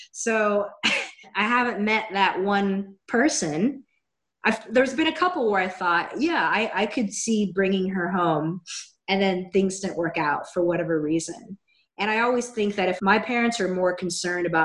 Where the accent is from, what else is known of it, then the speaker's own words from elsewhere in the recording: Seattle, Washington, United States; moved away as an adult; now in Los Angeles, United States; I grew up in Seattle and then I moved down to Los Angeles about 14 years ago.